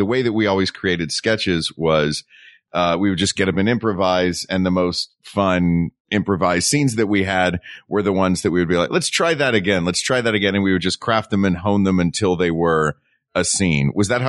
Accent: United States; as an American

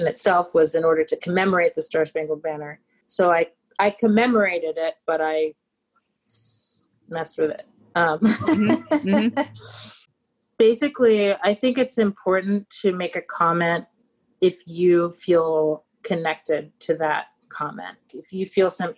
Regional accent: New York, United States; grown up in New York

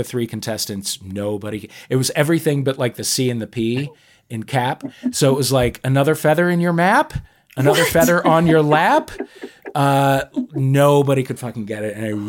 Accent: St. Louis, Missouri, United States; I'm from St. Louis, Missouri, where we do have thin and crispy crust pizza.

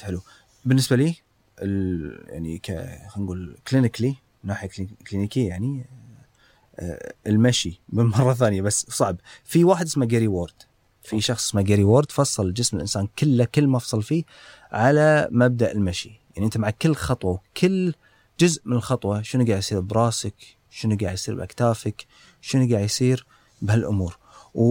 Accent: Kuwait; عندنا بالكويت

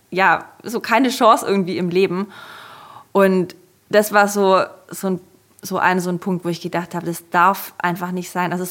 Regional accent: Germany; Und ich kam halt aus Deutschland, ähm, bin extrem privilegiert aufgewachsen

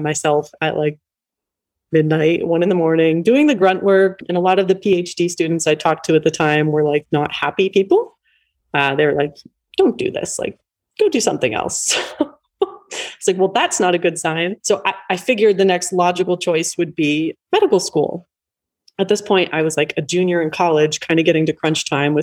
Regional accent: East Coast, United States; I grew up on the East Coast

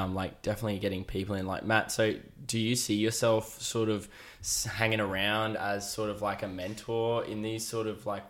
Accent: Queensland, Australia; as a Queenslander

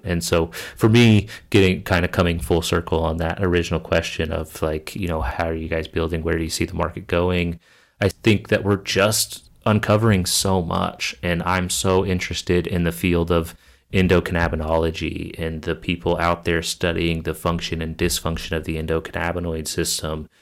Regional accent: Kansas, United States; moved away; my home state of Kansas

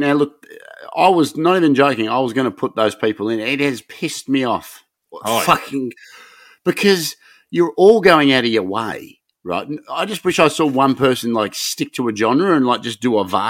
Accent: Broadmeadows, Victoria, Australia; I'm from Broady. Okay. Yep. That's good. I live up the road, Briar Hill.

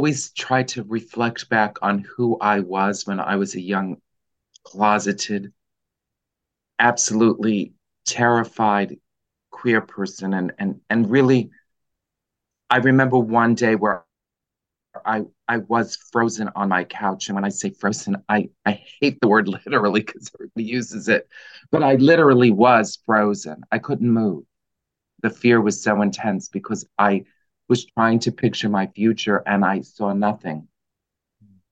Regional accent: New York City, New York, United States; I grew up in the Bronx in a lower middle class family

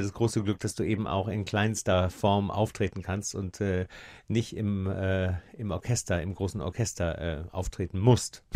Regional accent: Osnabrück, Lower Saxony, Germany; ich bin aus Nabrücker

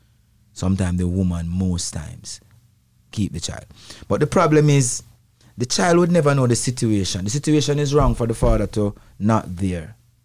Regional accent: Spanish Town, Saint Catherine, Jamaica; And firstly, I grew up in a yard, a dance hall, where my family have a little sound system. Not a big sound in Jamaica

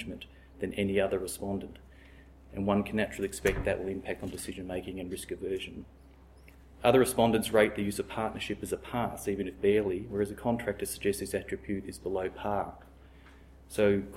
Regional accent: Australia; as an Australian

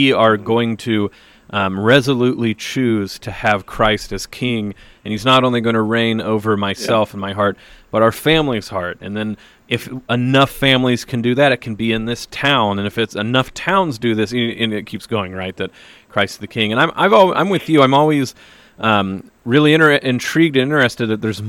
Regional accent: Oklahoma, United States; I, too, will never know what it's like to grow up Catholic because I was raised Baptist in Oklahoma.

